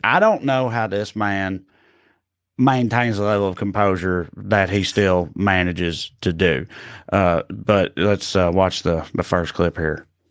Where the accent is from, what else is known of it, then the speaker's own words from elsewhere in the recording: Salina, Kansas, United States; one of my best friends in the world is is uh, Chris Key. I grew up with with in Salina